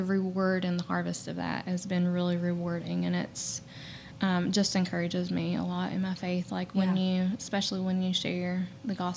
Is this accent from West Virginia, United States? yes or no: yes; Logan County, West Virginia, United States; also born or lived in Lincoln County, West Virginia; I'm from Logan County originally. So we actually met at the church camp in Salt Rock that we grew up